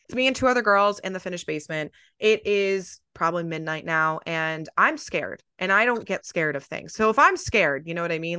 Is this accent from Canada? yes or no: no; New Jersey, United States; I grew up in New Jersey